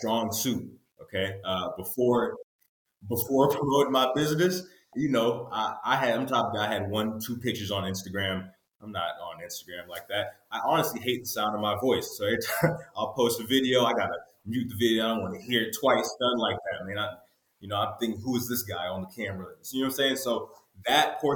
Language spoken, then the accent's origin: English; Houston, Texas, United States; moved away; also born or lived in North Carolina; I'm originally from Houston, Texas.